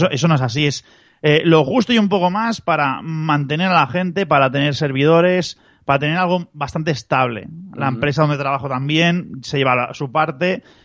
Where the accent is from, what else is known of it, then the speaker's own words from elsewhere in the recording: Barcelona, Catalonia, Spain; yo, soy de Barcelona